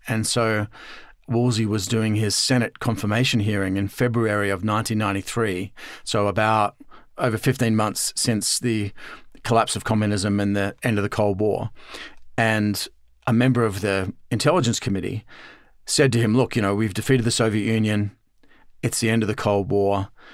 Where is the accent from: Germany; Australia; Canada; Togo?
Australia; I'm Australian originally, as you can tell from the accent.